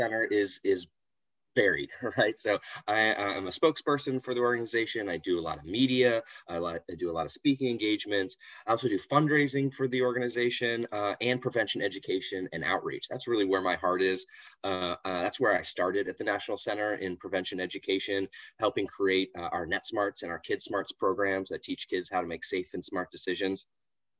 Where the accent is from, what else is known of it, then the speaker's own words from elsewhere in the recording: Florida, United States; also born or lived in Washington, D.C.; was able to move back to my home state here in Florida